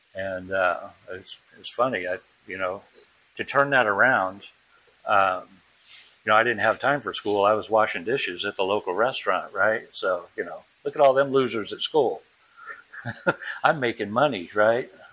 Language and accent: English; New Bedford, Massachusetts, United States; also born or lived in Europe; we moved back to from Europe to uh, to my dad's, uh, excuse me, my mom's hometown of uh, New Bedford, Massachusetts, and uh, 11 years old, 12 years old, something like that, 11 years old